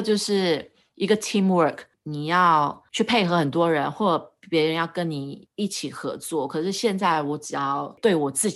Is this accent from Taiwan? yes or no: no; Singapore; 是在我觉得在新加坡长大的小孩确实还蛮压抑的，因为我们从小就被教育不能这个不能那个啊，要守法守规矩。